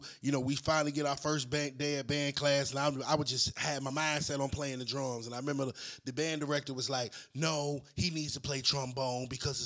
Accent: Virginia, United States; moved away as an adult; I'm from McKinney, Virginia

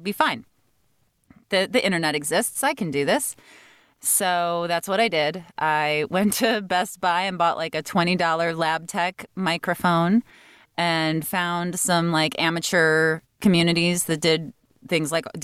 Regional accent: Chicago, Illinois, United States; moved away as an adult; I grew up in Chicago

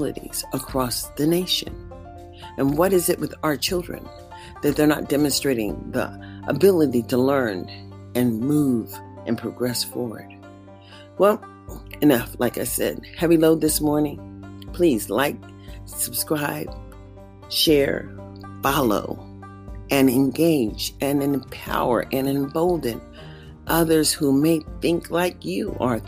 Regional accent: United States; I am an American

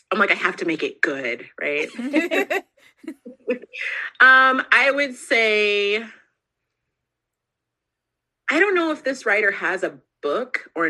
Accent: Alaska, United States; also born or lived in California / Germany / Ohio / Texas; I was born in California. We moved to Germany. I was raised in Alaska for a very long time. We moved to Ohio and then we moved to Texas.

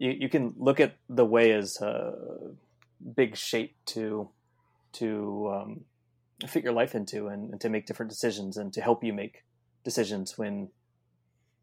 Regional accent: California, United States; I'm from California

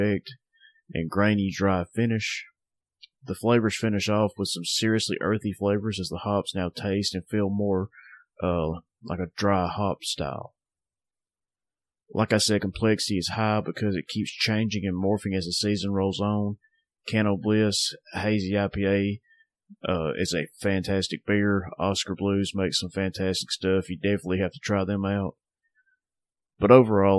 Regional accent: Northwest Alabama, United States; Southern Package, my hometown craft beer shop. If you live in Northwest Alabama

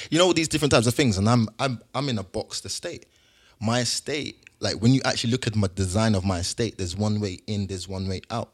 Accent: London, United Kingdom; moved away; also born or lived in Hertfordshire; I grew up, I grew up in South London

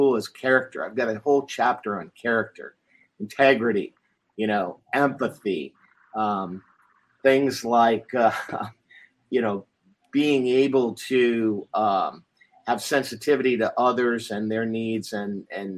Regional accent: United States; I was the Yank. I was the guy that was the outsider and different and had funny accents, and I was stereotyped for being American

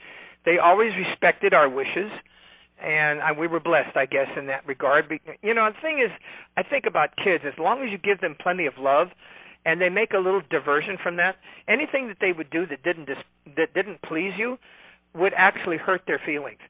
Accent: California, United States; also born or lived in Nevada; I'm from California

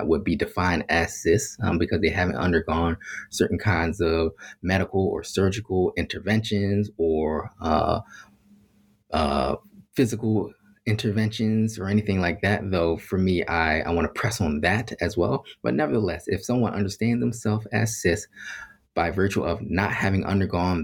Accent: Philadelphia, Pennsylvania, United States; I grew up in Philadelphia around a whole bunch of Black folks

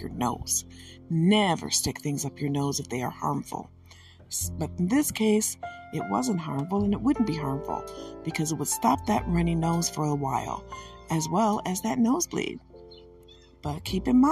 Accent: Michigan, United States; I am from Michigan

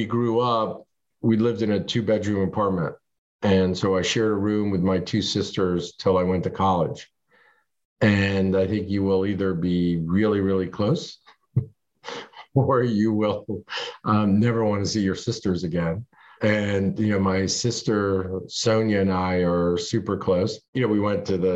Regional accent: Hartford, Connecticut, United States; born or raised there; English is a second language; also born or lived in Marrakesh, Morocco / Paris, France

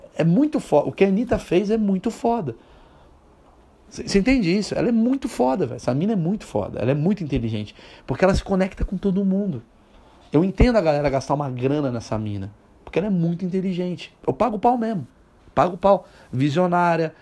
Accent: Brazil; eu nasci no Brasil

